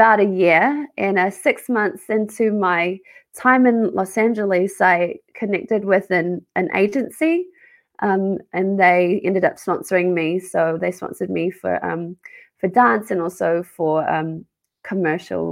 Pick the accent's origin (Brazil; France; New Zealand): New Zealand; Auckland; moved away as an adult; also born or lived in Australia / Whangaruru, New Zealand; now in Burbank, United States; So I grew up in Auckland. I was born in Auckland there and was raised there.